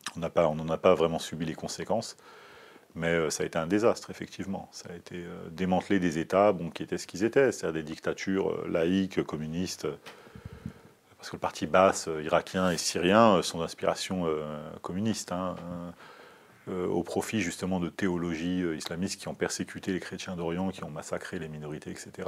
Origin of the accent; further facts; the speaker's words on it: France; je suis né en France